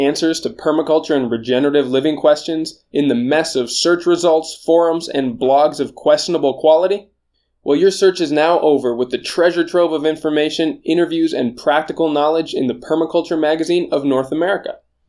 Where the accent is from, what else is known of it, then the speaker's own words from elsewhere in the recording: Japan; born there; moved away; I was born in Japan. My family and I moved around about 9 times before I took off on my own